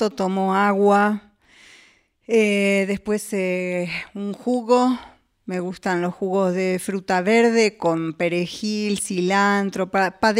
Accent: Buenos Aires, Argentina; accent: porteño; no, boluda, soy porteña, o sea, ¿qué pasa?

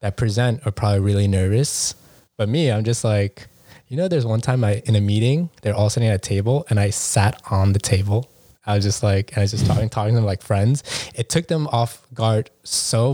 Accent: New York, United States; they knew I was from New York. The minute they knew I was a New Yorker

